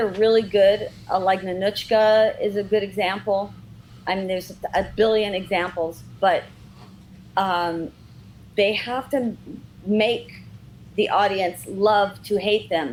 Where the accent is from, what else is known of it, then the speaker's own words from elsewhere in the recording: Redondo Beach, California, United States; I grew up in Redondo Beach